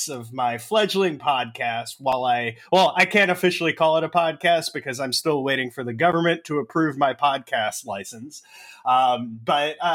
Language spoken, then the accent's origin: English; East Coast, United States; I grew up on the East Coast